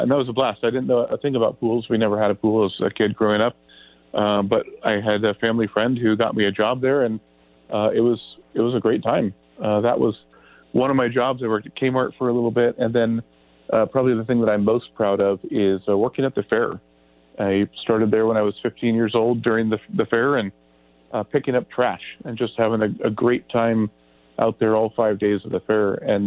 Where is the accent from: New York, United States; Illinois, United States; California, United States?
California, United States; Grass Valley; the family picked up the roots there and moved up here. And basically, I like to just call myself born and raised here